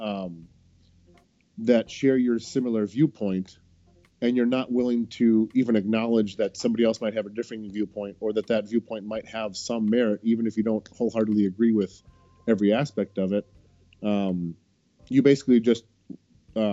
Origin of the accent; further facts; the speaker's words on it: Wisconsin, United States; moved away as an adult; now in Greater Boston area, United States; I grew up in Wisconsin